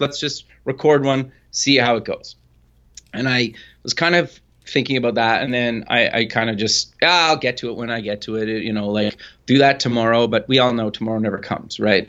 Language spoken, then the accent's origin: English; Edmonton, Alberta, Canada; I live actually up in Canada in Edmonton, Alberta, kinda born and raised